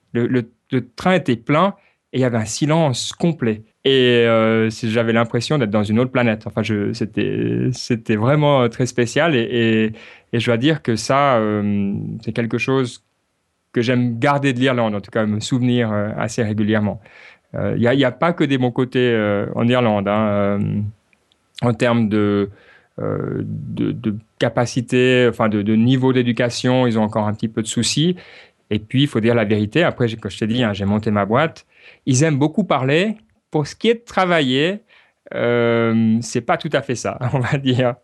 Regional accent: Switzerland; now in Ireland; en tant que Suisse

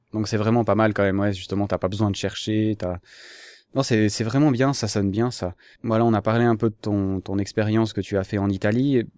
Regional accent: Switzerland; je suis suisse

